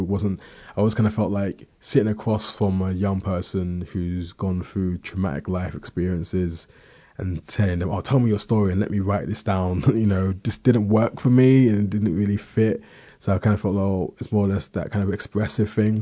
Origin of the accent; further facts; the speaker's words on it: London, United Kingdom; I was born in London, South East London